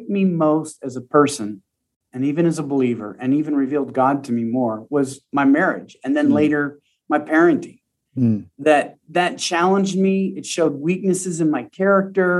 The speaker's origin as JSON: {"language": "English", "area": "Pacific Northwest", "region": "Washington", "country": "United States", "tie": "born or raised there", "also_born_or_lived": "Texas", "moved": "as an adult", "lives_now": "Colorado, United States", "said": "I grew up in the Pacific Northwest, just spent a decade in Texas, and very recently just moved to Colorado"}